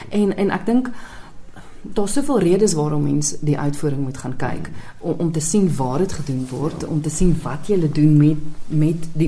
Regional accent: Pretoria, Gauteng, South Africa; Ek het groot geword in Pretoria

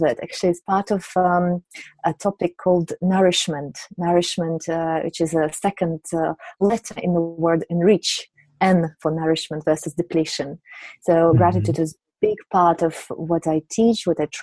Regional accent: Siberia, Russia; also born or lived in St. Petersburg, Russia / London, United Kingdom / Geneva, Switzerland; now in United Kingdom; I come from Russia, from Siberia.

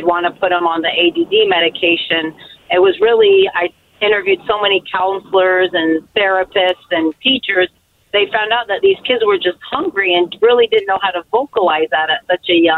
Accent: Portland, Oregon, United States; I was born and raised in Portland, Oregon

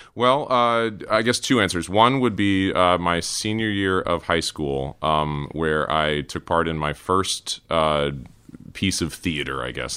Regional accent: Cary, North Carolina, United States; moved away; also born or lived in Durham, North Carolina / Raleigh, North Carolina; grew up in Cary

